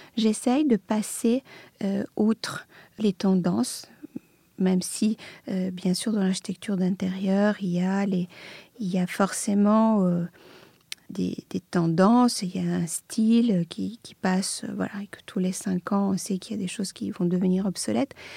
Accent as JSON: {"language": "French", "town": "Belgrade", "country": "Serbia", "tie": "born or raised there", "moved": "yes", "said": "je, suis née à Belgrade, euh, j'ai grandi en Serbie dans une famille d'artistes"}